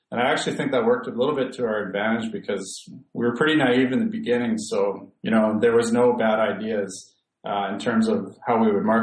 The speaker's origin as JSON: {"language": "English", "town": "100 Mile House", "region": "British Columbia", "country": "Canada", "tie": "born or raised there", "said": "growing up uh, in my hometown, which is in a very very small place called 100 Mile House in Western Canada."}